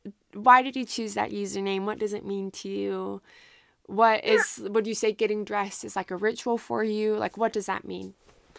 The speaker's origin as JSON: {"language": "English", "region": "Utah", "country": "United States", "tie": "born or raised there", "said": "I mean, I grew up in Utah."}